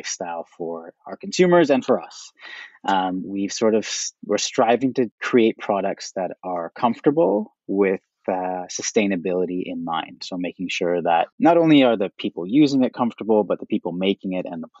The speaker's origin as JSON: {"language": "English", "town": "Toronto", "region": "Ontario", "country": "Canada", "tie": "born or raised there", "moved": "yes", "lives_now": "Vancouver, Canada", "said": "I am Canadian originally. I was born and raised in Toronto."}